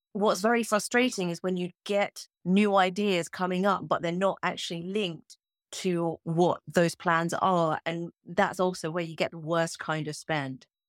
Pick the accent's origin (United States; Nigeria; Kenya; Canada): Kenya; I'm a Kenyan